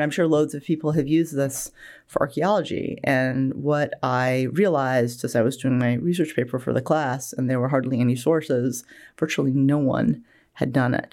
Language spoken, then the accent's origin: English; Bangor, Maine, United States; moved away as an adult; also born or lived in Wales; now in Alabama, United States; I'm originally from Bangor, Maine, and I grew up there in the eighties